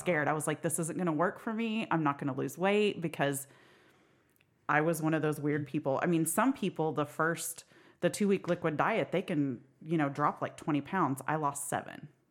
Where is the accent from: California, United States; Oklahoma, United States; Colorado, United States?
Oklahoma, United States; Sperry; I am from Sperry, Oklahoma